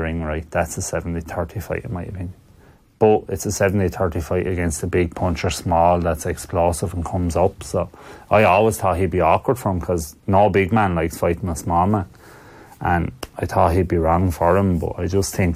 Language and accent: English; Wexford, Leinster, Ireland; I'm from Wexford and sunny southeast